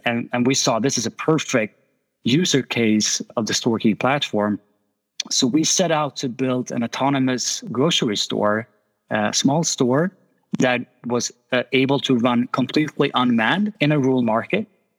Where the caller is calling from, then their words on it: Stockholm, Stockholm County, Sweden; I'm calling from Stockholm, Sweden, so it's quite chilly here.